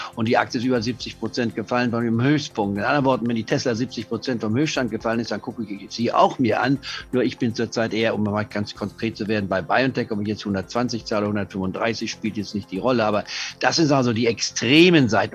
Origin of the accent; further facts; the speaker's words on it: Leipzig, Saxony, Germany; ich bin ja in Leipzig geboren vor 78 Jahren